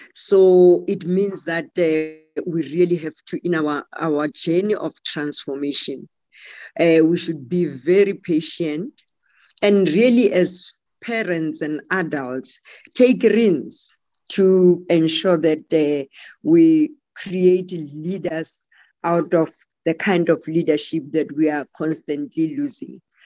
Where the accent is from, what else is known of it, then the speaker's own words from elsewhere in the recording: South Africa; I'm a South African